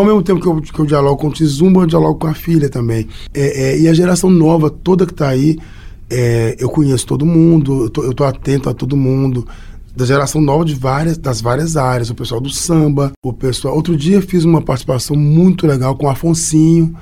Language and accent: Portuguese; Belo Horizonte, Minas Gerais, Brazil; Eu sou nascido e criado em Belo Horizonte